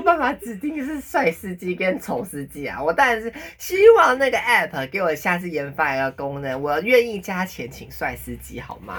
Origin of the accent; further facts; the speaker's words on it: Taipei, Taiwan; 我是台北人呐，我没有去，我没有，我都没有去过别的县市